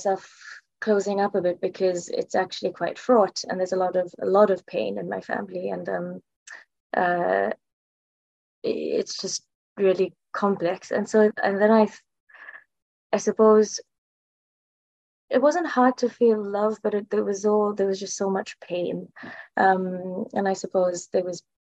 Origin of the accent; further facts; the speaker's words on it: South Africa; now in London, United Kingdom; I'm South African. I'm currently living in the UK, though, in London.